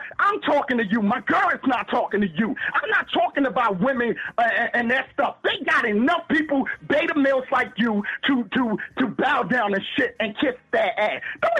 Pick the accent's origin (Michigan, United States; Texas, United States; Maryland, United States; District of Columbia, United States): Maryland, United States; Baltimore; Come on now, I'm from Baltimore City. I deal with this shit every day.